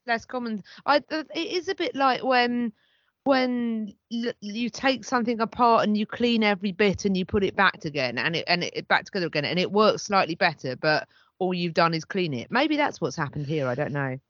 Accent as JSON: {"language": "English", "country": "United Kingdom", "said": "as a British person"}